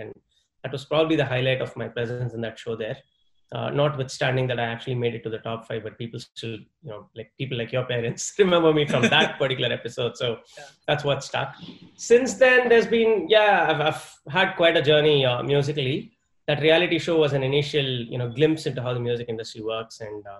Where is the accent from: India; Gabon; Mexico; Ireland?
India; Delhi; also born or lived in Chennai / Mumbai / Salem; So I grew up mainly in Delhi and Bombay during my formative years. Well, the first 5 years of my life where I didn't really, understand much, that was in Chennai.